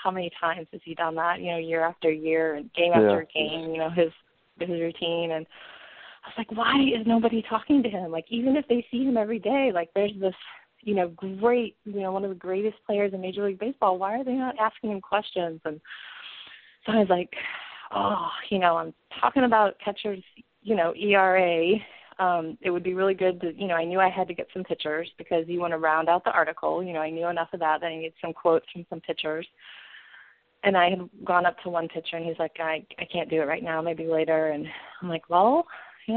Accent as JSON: {"language": "English", "town": "St. Louis", "region": "Missouri", "country": "United States", "said": "I'm from St. Louis"}